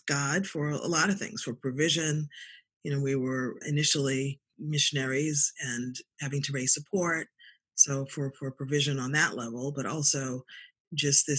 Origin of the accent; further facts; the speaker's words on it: Boston, Massachusetts, United States; also born or lived in South Africa; I was born in Boston. I'm a Boston girl, went to undergrad and graduate school here